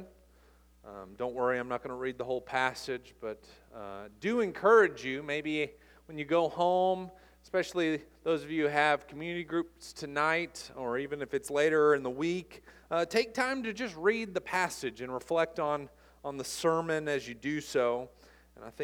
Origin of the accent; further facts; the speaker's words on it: United States; also born or lived in Lexington, Kentucky / Los Angeles, California; I'm American